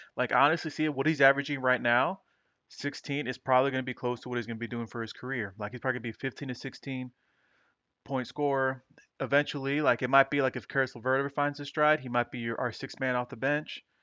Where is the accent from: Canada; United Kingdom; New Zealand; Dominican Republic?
Dominican Republic; my home country, Dominican Republic